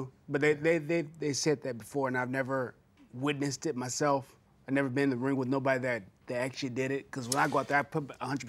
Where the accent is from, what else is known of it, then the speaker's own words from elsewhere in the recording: Pomona, California, United States; I grew up in, I narrowed down to L.A., pretty much L.A. County, Pomona, California.